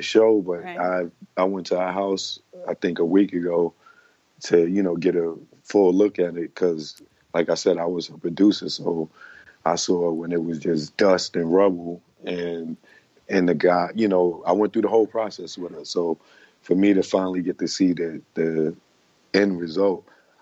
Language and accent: English; New York City, New York, United States; moved away; I'm from the Bronx, New York.